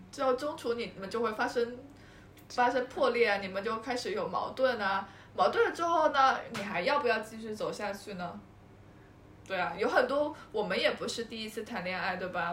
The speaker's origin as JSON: {"language": "Chinese", "region": "Guangdong", "country": "China", "said": "我们嗯。潮汕人"}